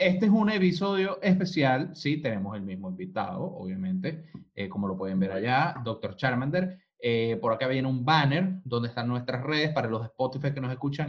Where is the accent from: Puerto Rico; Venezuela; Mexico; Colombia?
Venezuela; now in Chile; nosotros que, eh, eh, que venimos de Venezuela